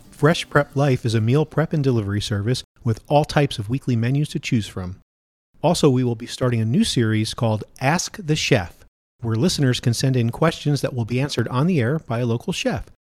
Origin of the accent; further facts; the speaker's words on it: New Jersey, United States; moved away; when I was a kid growing up in New Jersey